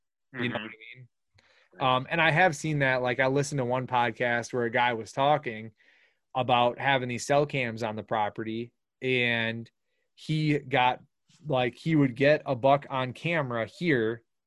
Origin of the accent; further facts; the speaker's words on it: Wisconsin, United States; We're from Wisconsin.